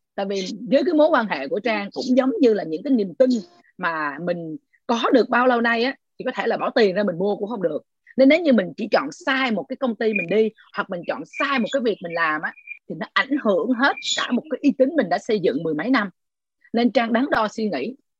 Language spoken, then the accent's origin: Vietnamese; Ho Chi Minh City, Vietnam; còn chị là sài gòn